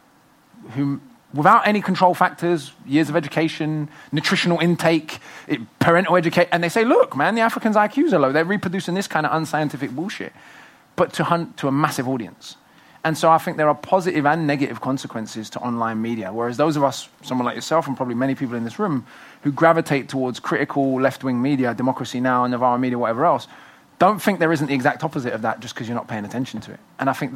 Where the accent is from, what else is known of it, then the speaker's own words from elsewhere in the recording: United Kingdom; accent: British; I'm the cool black guy with the British accent